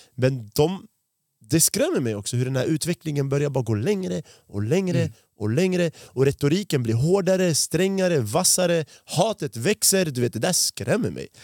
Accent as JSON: {"language": "Swedish", "country": "Sweden", "said": "jag har bott i Sverige sedan jag var fem år gammal"}